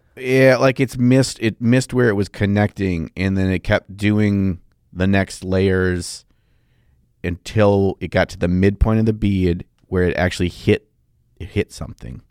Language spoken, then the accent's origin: English; United States; I'm from America